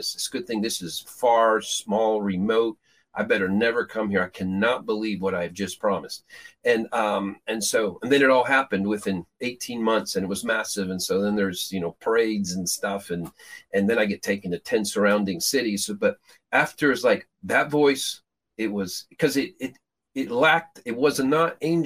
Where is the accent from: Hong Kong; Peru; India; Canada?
Peru; moved away; I grew up in Peru, South America